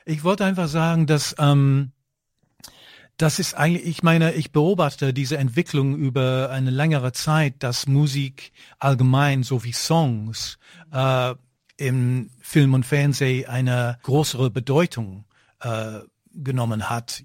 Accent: United Kingdom; now in Germany; ich bin Brite

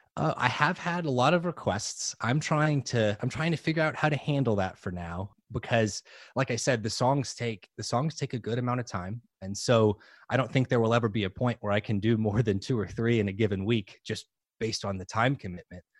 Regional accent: New Orleans, Louisiana, United States; moved away; I grew up in New Orleans.

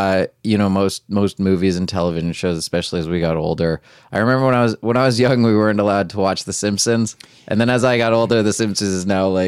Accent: Macungie, Pennsylvania, United States; moved away as an adult; now in New York, United States; I'm from Macungie, Pennsylvania, originally, which is near Allentown. It's okay. Like an hour north of Philadelphia. So, yeah, I grew up there. I went to Penn State University, then moved to New York

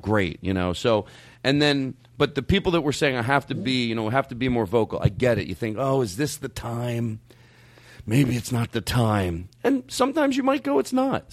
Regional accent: Philadelphia, Pennsylvania, United States; growing up in Philadelphia

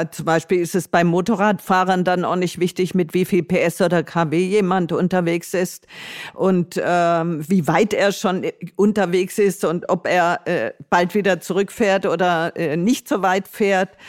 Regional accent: Tuttlingen, Baden-Württemberg, Germany; mit dem E-Bike von meiner Heimatstadt Tuttlingen in Baden-Württemberg an der Donau entlang bis zu ihrer Mündung ins Schwarze Meer zu reisen.

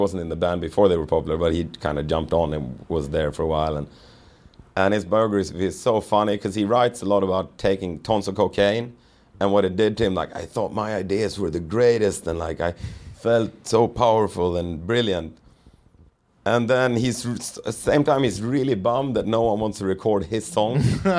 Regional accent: Sweden; growing up in Sweden, like we talked about it, sort of leaning towards socialism

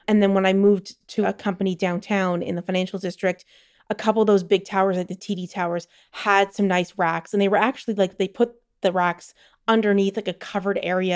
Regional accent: Toronto, Ontario, Canada; moved away as an adult; also born or lived in London / Belgium; now in Netherlands; I grew up in Toronto, and I grew up at, like, midtown Toronto

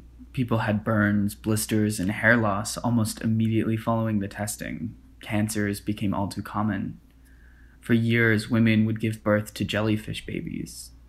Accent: Springdale, Arkansas, United States; my hometown, Springdale, Arkansas.

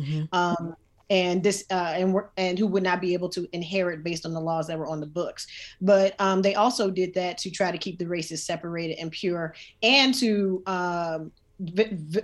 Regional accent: Virginia, United States; I am from Virginia

